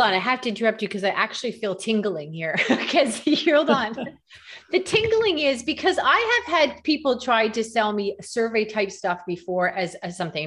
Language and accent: English; Canada; I'm from Canada